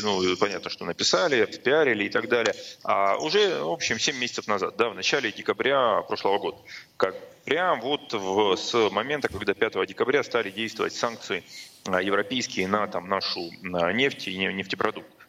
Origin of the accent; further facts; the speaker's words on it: Rostov-on-Don, Rostov Oblast, Russia; moved away; в моем родном городе